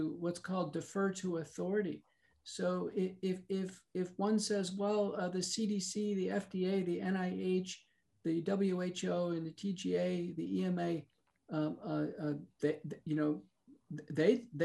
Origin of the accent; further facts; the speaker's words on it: United States; as an American